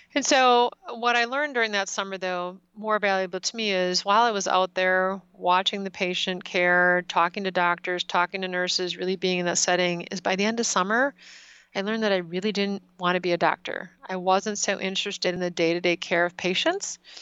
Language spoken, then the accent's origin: English; Wisconsin, United States; I did do most of my growing up in Wisconsin